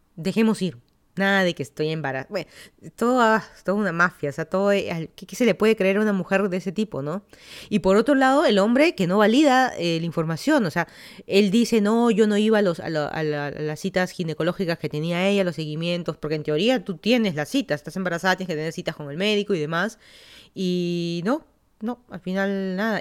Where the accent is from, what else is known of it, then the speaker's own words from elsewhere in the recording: Lima, Peru; moved away as an adult; also born or lived in Florida, United States / Virginia, United States; now in Fairfax County, Virginia, United States; yo soy de Lima, Perú, me mudé a Estados Unidos hace seis años